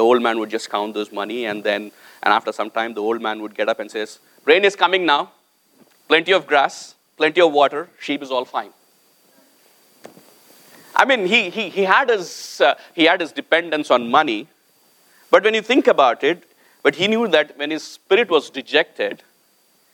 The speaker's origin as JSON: {"language": "English", "country": "India", "moved": "yes", "said": "I came from India"}